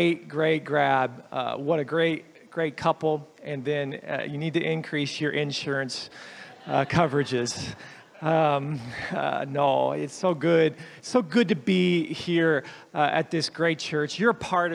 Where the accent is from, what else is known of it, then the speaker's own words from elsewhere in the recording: the South, United States; moved away; I grew up in the South where my pastor used